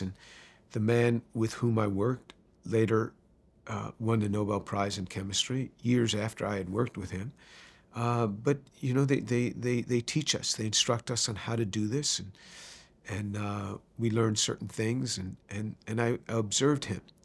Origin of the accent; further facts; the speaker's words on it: White Plains, New York, United States; also born or lived in Manhattan, New York City / Bronx, New York City; I was born in New York City, in Manhattan. My first home was in the Bronx, uh, but I really grew up in White Plains, which is just north of the city.